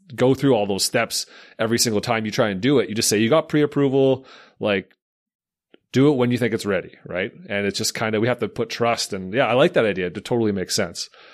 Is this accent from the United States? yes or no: no; Slave Lake, Alberta, Canada; I'm from Slave Lake